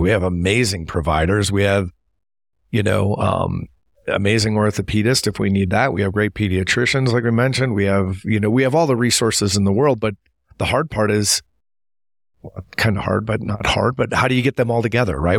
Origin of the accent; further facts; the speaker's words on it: Appleton, Wisconsin, United States; moved away; I grew up in Appleton, Wisconsin